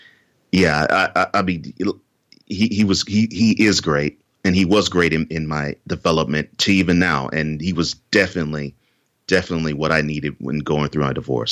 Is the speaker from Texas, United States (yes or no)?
yes; Houston, Texas, United States; also born or lived in New Orleans; now in Nashville, United States; I was born in New Orleans, mm-hmm. but I moved to Houston when I was two and a half months. So I basically consider myself a native Houstonian. And so I grew up there, and now I have moved to Nashville since.